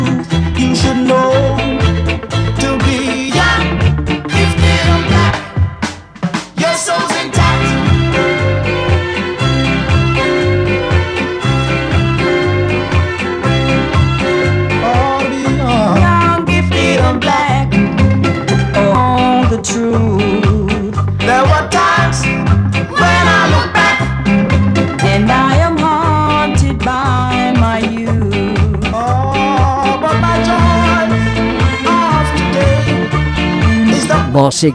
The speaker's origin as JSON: {"language": "English", "town": "Leicester", "region": "East Midlands", "country": "United Kingdom", "tie": "born or raised there", "moved": "yes", "said": "my hometown of Leicester"}